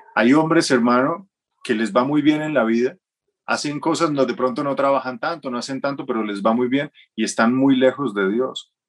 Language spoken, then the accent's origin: Spanish; Manizales, Caldas, Colombia; yo soy de Manizales. Yo nací en Manizales